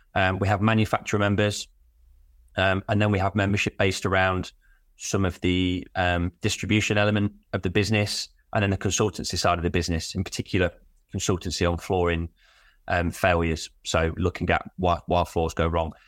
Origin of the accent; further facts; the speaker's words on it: Derby, East Midlands, United Kingdom; I'm from Derby, so East Midlands